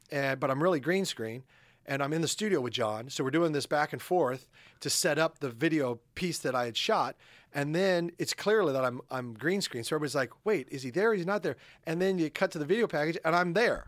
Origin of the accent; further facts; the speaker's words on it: Midwest, United States; moved away; also born or lived in New York; I'm a Midwesterner